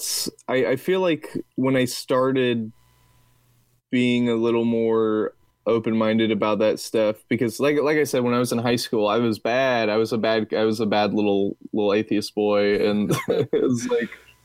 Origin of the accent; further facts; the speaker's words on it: Texas, United States; accent: Texas; my Texas accent